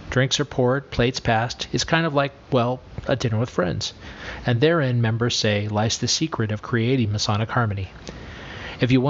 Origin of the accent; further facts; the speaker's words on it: Lebanon; I'm from Lebanon.